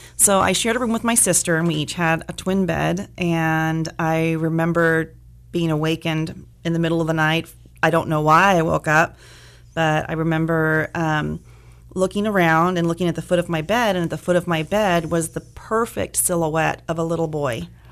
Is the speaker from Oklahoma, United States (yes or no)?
no; Bakersfield, California, United States; moved away as an adult; I am sort of from Bakersfield, born and raised here, uh, moved away for several years, but came back